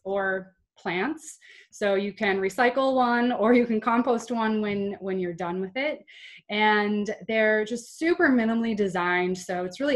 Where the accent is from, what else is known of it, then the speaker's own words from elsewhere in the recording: North Dakota, United States; I was born in a small town in North Dakota to my mom and dad